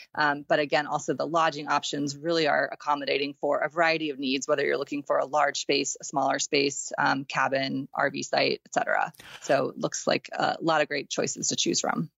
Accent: Texas, United States; I grew up in Texas

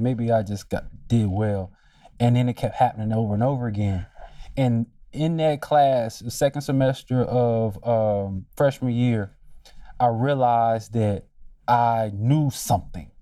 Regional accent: Durham, North Carolina, United States; moved away as an adult; also born or lived in Washington, D.C.; growing up in Durham

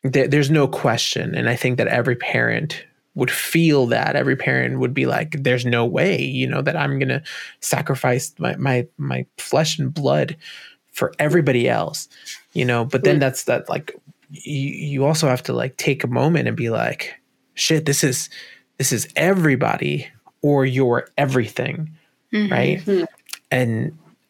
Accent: New York City, New York, United States; We grew up in New York City. We grew up in a one bedroom apartment.

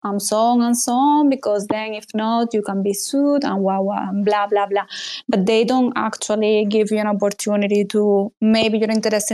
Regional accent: Spain; I'm from Spain

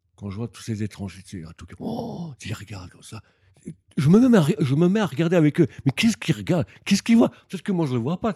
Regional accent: Dijon, Bourgogne-Franche-Comté, France; moved away as an adult; also born or lived in Bosnia and Herzegovina / Yugoslavia; now in Japan; j'ai grandi en France, à, Dijon

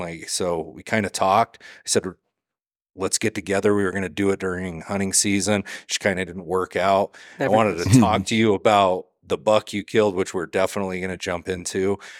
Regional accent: Idaho, United States; I mean, I come from Southeast Idaho.

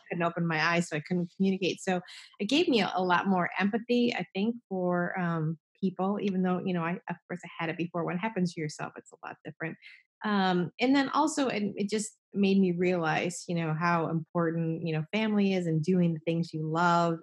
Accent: New Jersey, United States; I'm from New Jersey

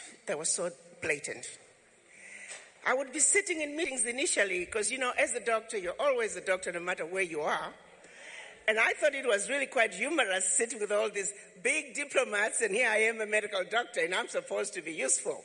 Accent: Chivu, Midlands, Zimbabwe; moved away as an adult; now in United States; I was born in Zimbabwe, some little village called Chivu. Came to this country to go to college

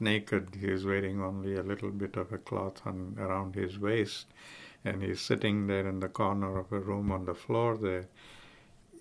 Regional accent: South Africa; now in Rochester, United States; the time I grew up in South Africa, it was the late 30s, early 40s

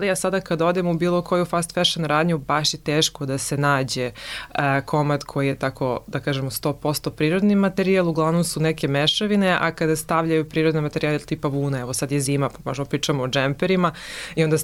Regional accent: Serbia

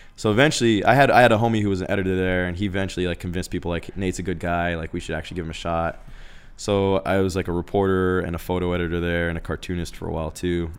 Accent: Phoenix, Arizona, United States; moved away as an adult; also born or lived in Los Angeles, California / Tucson, Arizona; in Arizona, growing up in Phoenix, when I left Phoenix

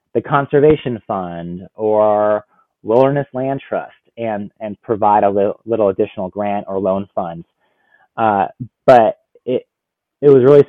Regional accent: Washington, United States; back here in my home state, just an hour from where I am now

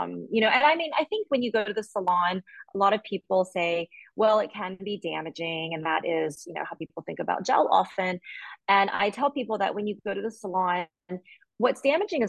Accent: Alabama, United States; moved away as an adult; also born or lived in New York City, United States / Shanghai, China; now in Barcelona, Spain; I was born in Alabama, but my parents moved there before I was born. And then I grew up there

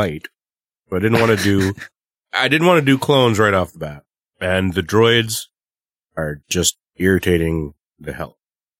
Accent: Canada; I'm the Canadian.

